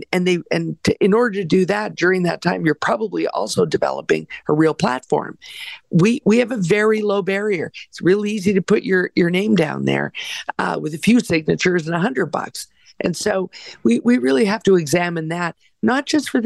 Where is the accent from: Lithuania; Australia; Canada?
Canada; I have real faith in Canada as a Canadian